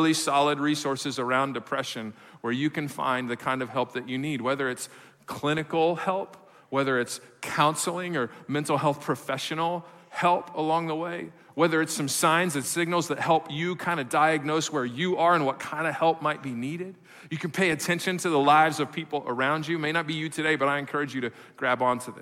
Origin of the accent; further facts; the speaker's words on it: Midwest, United States; moved away; I come from the Midwest